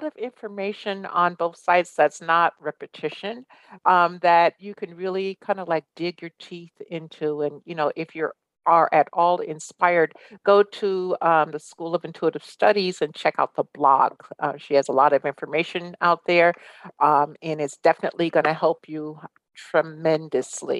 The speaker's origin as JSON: {"language": "English", "town": "Guilderland", "region": "New York", "country": "United States", "tie": "born or raised there", "said": "I grew up in Guilderland, New York, which is, pure white bread America"}